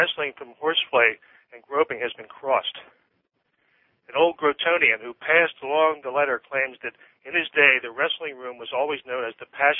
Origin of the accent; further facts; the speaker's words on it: Philadelphia, Pennsylvania, United States; moved away; I grew up in Philly.